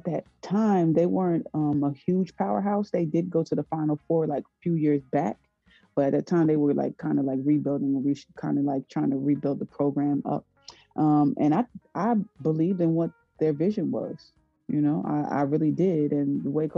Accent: Paterson, New Jersey, United States; I'm from Paterson, New Jersey, in the inner city

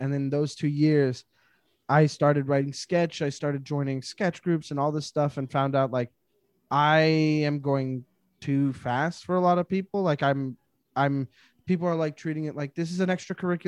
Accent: Montreal, Quebec, Canada; Growing up in Montreal, the Just for Laughs Festival is a huge deal here

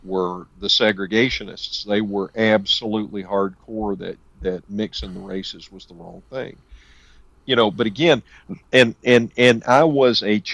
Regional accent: the South, United States; born or raised there

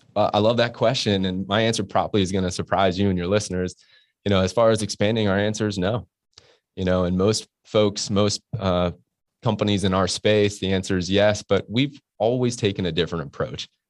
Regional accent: Orlando, Florida, United States; moved away as an adult; also born or lived in Pittsburgh; now in Jacksonville, United States; I grew up in Orlando and, uh, went to the University of Florida

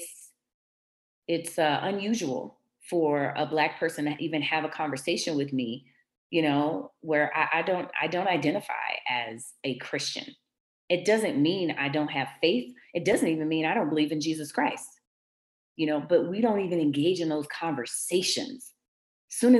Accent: Washington, District of Columbia, United States; The church that I grew up in Washington, D.C., Shiloh Baptist

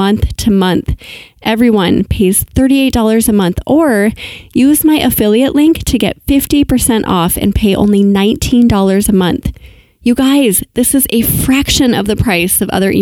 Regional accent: Minnesota, United States; I'm from Minnesota

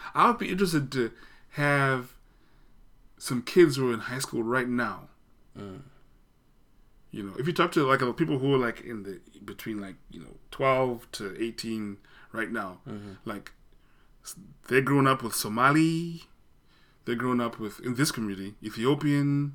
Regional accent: Zimbabwe; moved away; I grew up in Zimbabwe where I sort of was exposed to a more formal British English.

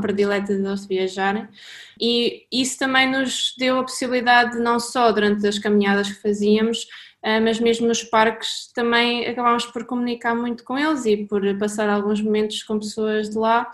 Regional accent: Caldas da Rainha, Centro, Portugal; somos os dois originariamente das Caldas da Rainha e temos o mundo como casa

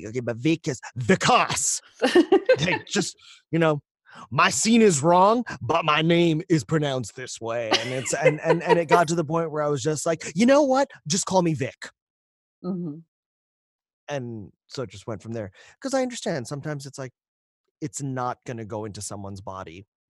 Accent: India; someone who could do an Indian accent for a series of books that they had coming from India, and being Indian. I was able to give them an authentic Indian accent

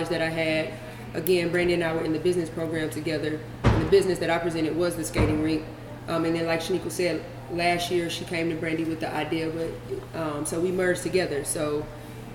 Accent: Charlotte, North Carolina, United States; I'm from Charlotte.

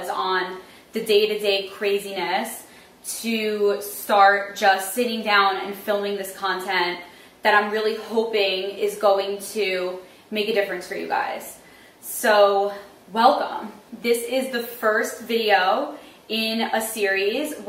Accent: New York City, New York, United States; I am from Brooklyn. I was born and raised in South Brooklyn in a neighborhood called Sheepshead Bay.

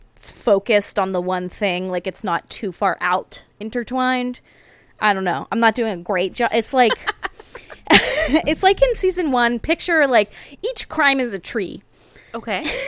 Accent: United States; ours as Americans

